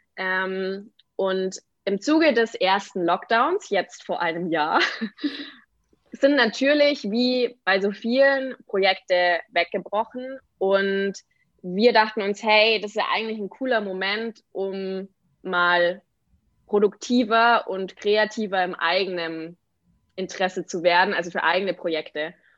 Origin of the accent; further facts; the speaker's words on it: Aichach, Bavaria, Germany; moved away; die Schreinerei in meiner Heimat in Eichach